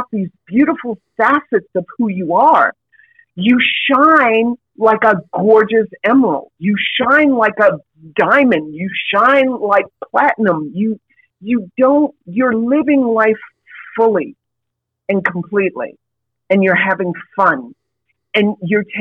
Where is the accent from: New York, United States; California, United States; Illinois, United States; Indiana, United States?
New York, United States; New York City; I grew up in New York City, if you can't tell from the voice, but I grew up in New York City